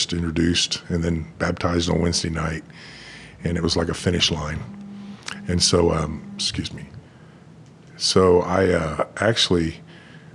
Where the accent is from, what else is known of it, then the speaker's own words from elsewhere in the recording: San Antonio, Texas, United States; also born or lived in Germany; I grew up in San Antonio, Texas, kind of a native Texan